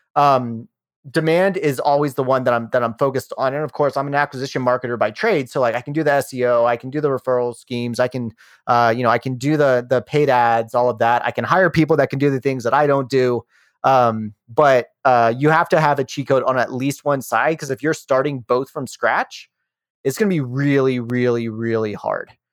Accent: Rockingham County, Shenandoah Valley of Virginia, United States; now in Denver, United States; I grew up in the Shenandoah Valley of Virginia. I live in Denver, Colorado now

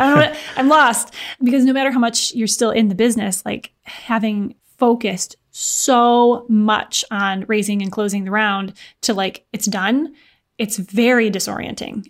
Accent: Michigan, United States; also born or lived in Chicago, United States; now in Indianapolis, United States; I'm from Michigan, lived in Chicago for a few years before moving to Indianapolis

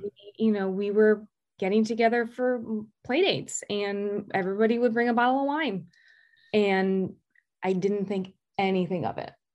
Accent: Greenwich, Connecticut, United States; also born or lived in Maine; I'm from Greenwich, Connecticut

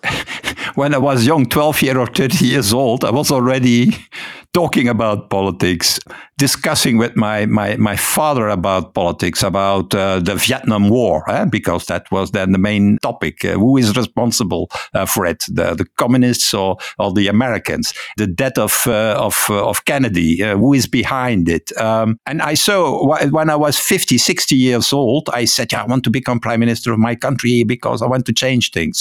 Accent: Ghent, Flanders, Belgium; first language Dutch; English is a second language; I live in Ghent, so I'm a Flemish, uh, so my native, uh, language, uh, my mother tongue, uh, as you say, is Dutch

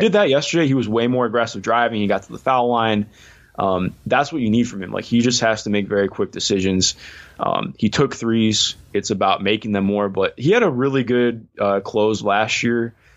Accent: Cleveland, Ohio, United States; I grew up in Cleveland.

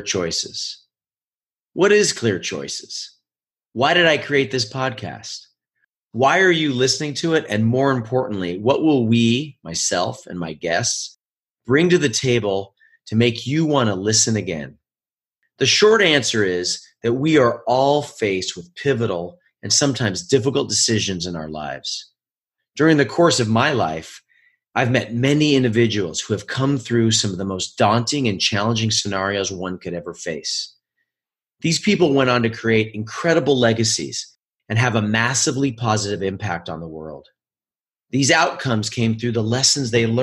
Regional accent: Oregon, United States; moved away as an adult; also born or lived in New York City; now in Los Angeles, United States; I was a high-level ski racer growing up in my home state of Oregon

